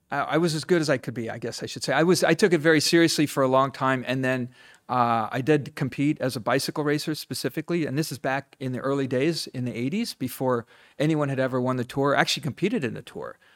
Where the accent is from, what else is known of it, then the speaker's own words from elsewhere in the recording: Ohio, United States; moved away; also born or lived in Los Angeles, California; I grew up in Ohio